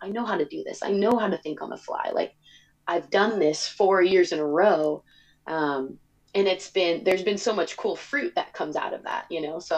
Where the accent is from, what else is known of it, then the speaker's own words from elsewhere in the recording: California, United States; moved away as an adult; I'm from California.